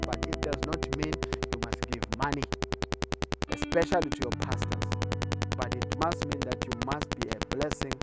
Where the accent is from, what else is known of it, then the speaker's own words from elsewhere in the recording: South Africa; I'm from South Africa